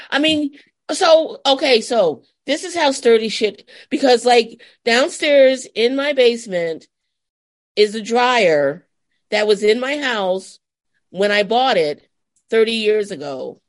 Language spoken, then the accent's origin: English; the Catskills, New York, United States; I grew up in the Catskills